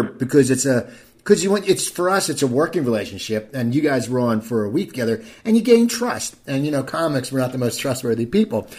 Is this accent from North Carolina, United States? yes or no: no; Cherry Hill, New Jersey, United States; I grew up in a town called Cherry Hill, New Jersey